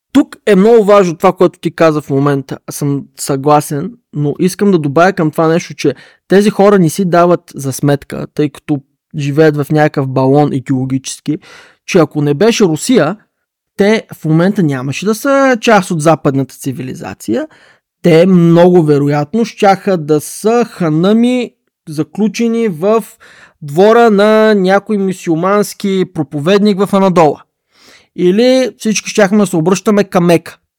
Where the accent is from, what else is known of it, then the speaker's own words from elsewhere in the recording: Bulgaria; нас българите